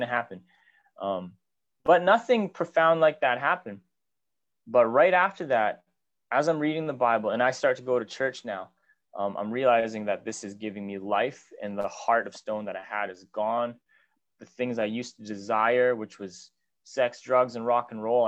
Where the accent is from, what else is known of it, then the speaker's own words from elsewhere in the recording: Whitehorse, Yukon, Canada; also born or lived in Victoria, British Columbia; I was born in Whitehorse, Yukon. My sister and I were both born here.